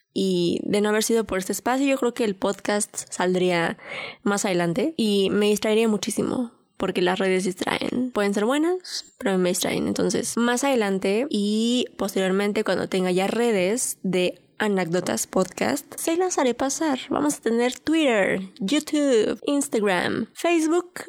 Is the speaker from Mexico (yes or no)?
yes; Mexico; soy mujer, soy un adulto, soy mexicana